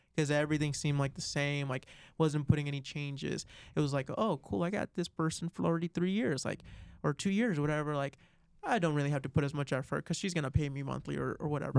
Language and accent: English; Florida, United States; now in Arizona, United States; I'm originally from Florida